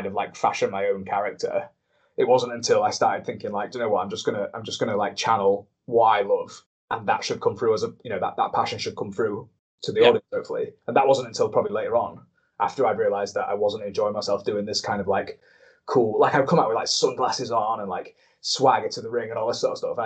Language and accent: English; Grimsby, Yorkshire and the Humber, United Kingdom; I'm from Grimsby.